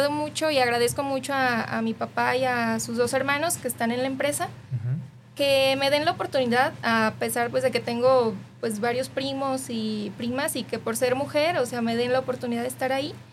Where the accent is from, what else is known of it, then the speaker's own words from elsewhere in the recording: Tonaya, Jalisco, Mexico; yo soy originaria de Tonaya, Jalisco. Eh, para los que no conocen, está al sur del estado.